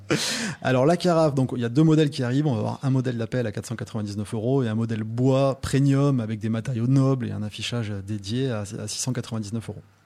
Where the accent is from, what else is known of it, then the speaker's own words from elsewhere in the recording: Toulouse, Occitania, France; moi, je suis toulousain